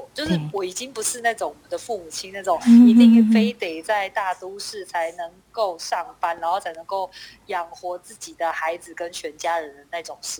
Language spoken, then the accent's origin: Chinese; Taipei, Taiwan; 所以我从小就在台北长大